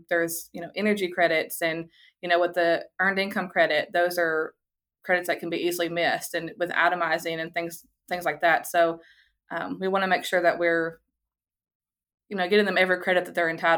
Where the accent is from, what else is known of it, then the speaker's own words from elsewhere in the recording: Portland, United States; Yeah, so all my family, we're all from Portland. We're all from here. My siblings live in Portland and my mom and dad are all from here.